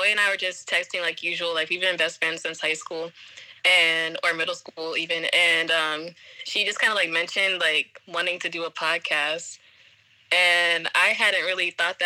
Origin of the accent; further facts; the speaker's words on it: Pennsylvania, United States; also born or lived in Virginia; I'm originally from Pennsylvania, which is where I am right now